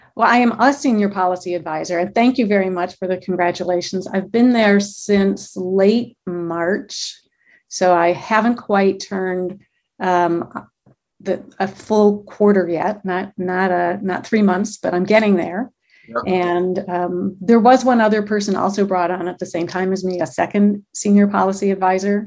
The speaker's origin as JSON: {"language": "English", "region": "Michigan", "country": "United States", "tie": "born or raised there", "moved": "yes", "lives_now": "Glendale, United States", "said": "I'm born and raised in Michigan"}